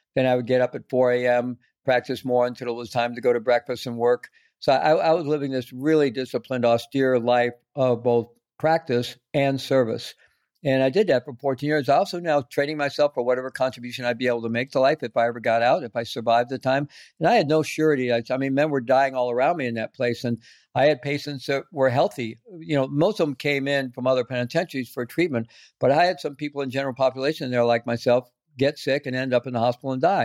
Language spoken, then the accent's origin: English; Missouri, United States; moved away as an adult; also born or lived in South America; I grew up in Missouri.